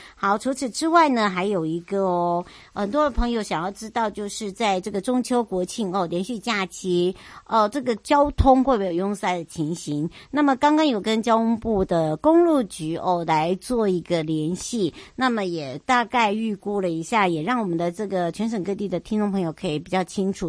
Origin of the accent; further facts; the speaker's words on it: Hualien County, Taiwan; 花东，我的故乡